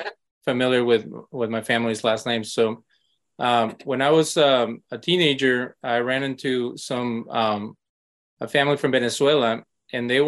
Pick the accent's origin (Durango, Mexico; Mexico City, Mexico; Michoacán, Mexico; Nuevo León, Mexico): Nuevo León, Mexico; Monterrey; growing up in Mexico, in Monterrey.